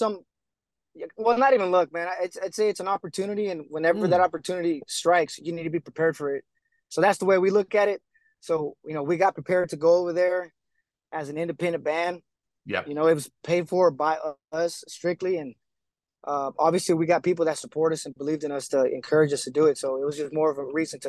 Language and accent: English; Texas, United States; us being from Texas